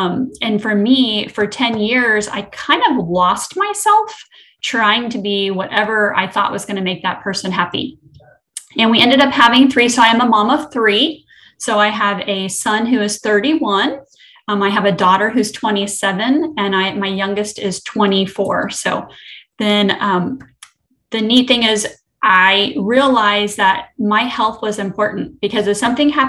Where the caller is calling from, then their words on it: Destin, Florida, United States; I'm coming from the Destin-Fort Walton Beach area, so I'm also in Florida.